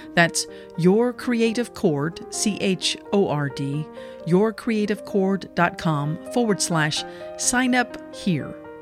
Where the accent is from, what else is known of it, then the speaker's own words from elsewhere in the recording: Lexington, Kentucky, United States; I grew up in Lexington